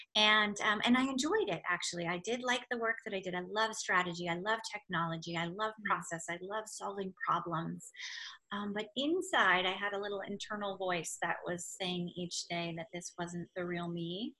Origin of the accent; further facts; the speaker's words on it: Silicon Valley, California, United States; I grew up in California in Silicon Valley, literally at the base of Sand Hill